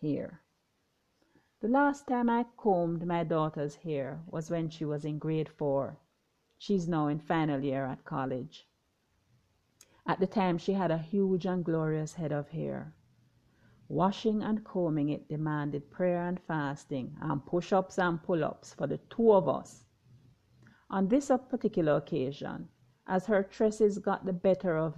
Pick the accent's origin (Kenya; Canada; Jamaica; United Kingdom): Jamaica; also born or lived in Trinidad and Tobago / Grenada; I'm Jamaican